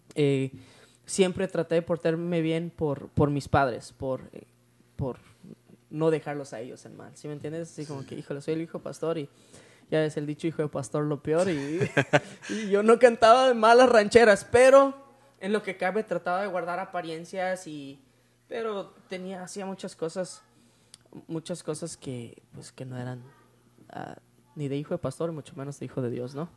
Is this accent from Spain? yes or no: no; Tijuana, Baja California, Mexico; Nosotros en 1993 nos mudamos para la ciudad de Tijuana